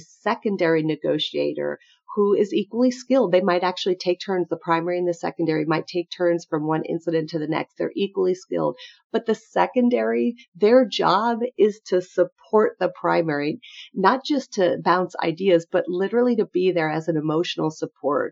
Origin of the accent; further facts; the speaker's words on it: New York City, New York, United States; now in St. Louis, United States; I'm from New York City originally, but I live in St. Louis